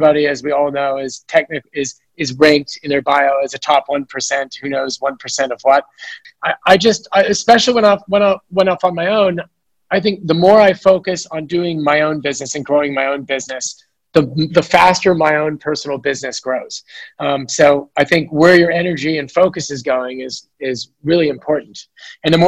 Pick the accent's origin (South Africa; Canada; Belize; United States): United States; San Francisco, California; born and raised in San Francisco